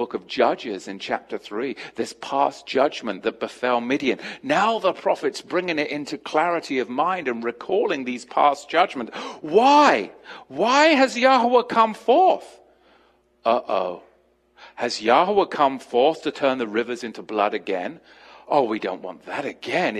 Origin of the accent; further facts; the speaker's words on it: United States; I'm an English American